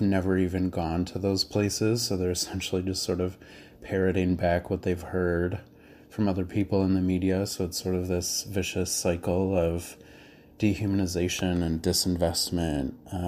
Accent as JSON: {"language": "English", "town": "Naperville", "region": "Illinois", "country": "United States", "tie": "born or raised there", "also_born_or_lived": "Little Village, Chicago", "moved": "yes", "lives_now": "Chicago, United States", "said": "I'm 28. I live in Little Village, but I grew up in Naperville."}